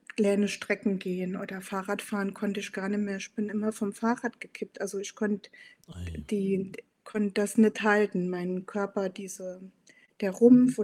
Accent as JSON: {"language": "German", "region": "Saarland", "country": "Germany", "tie": "born or raised there", "moved": "as an adult", "lives_now": "Hamburg, Germany", "said": "gebürtige Saarländerin, wohne seit 13 Jahren in Hamburg"}